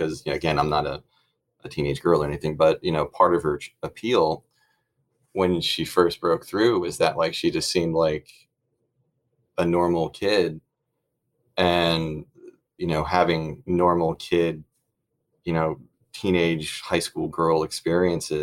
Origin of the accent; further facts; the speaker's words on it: Monmouth County, Jersey Shore, New Jersey, United States; I'm from Jersey. I'm actually like from Monmouth County, Jersey Shore, like Springsteen territory